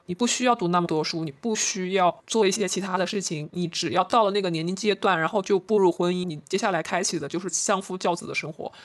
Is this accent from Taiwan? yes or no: no; China; 以单从我们中国人的一个基因来看的话，我们的身材本来就是偏向于扁平化的